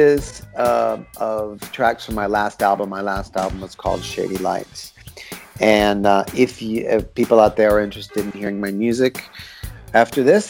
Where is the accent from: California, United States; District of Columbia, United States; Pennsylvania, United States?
District of Columbia, United States; Washington; moved away as an adult; now in Berlin, Germany; I'm originally from the Washington, D.C. area